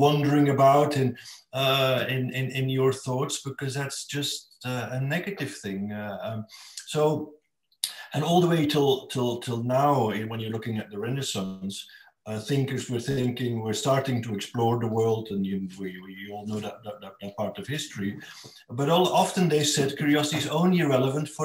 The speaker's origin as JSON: {"language": "English", "country": "Belgium", "also_born_or_lived": "China / Hong Kong / Shanghai / Finland", "moved": "as an adult", "said": "I'm from Belgium originally."}